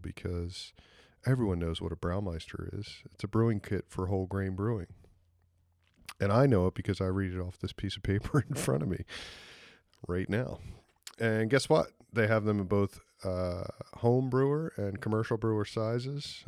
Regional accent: Philadelphia, Pennsylvania, United States; accent: American; moved away as an adult; now in New Zealand; Philadelphia, my hometown

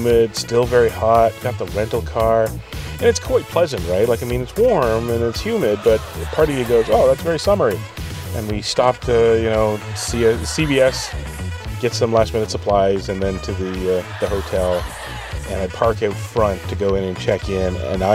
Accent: Canada; as a Canadian in America

